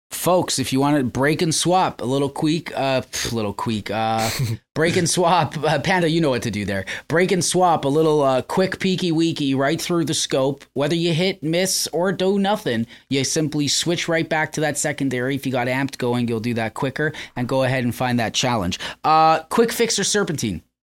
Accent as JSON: {"language": "English", "country": "Canada", "said": "I'm from Canada"}